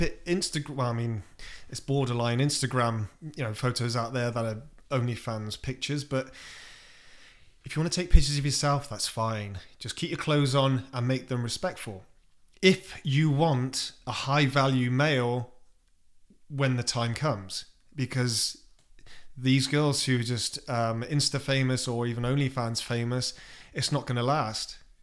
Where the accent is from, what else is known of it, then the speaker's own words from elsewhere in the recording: United Kingdom; moved away as an adult; now in United States; I'm British